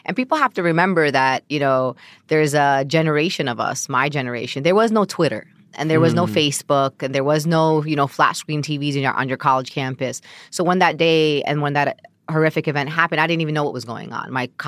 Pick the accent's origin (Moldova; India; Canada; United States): United States; Brooklyn, New York; Born and raised, bred, live Brooklyn.